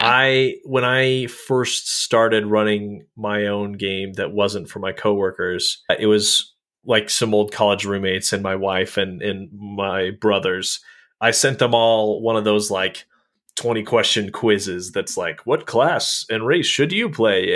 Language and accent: English; Colorado, United States; now in Utah, United States; I grew up in Colorado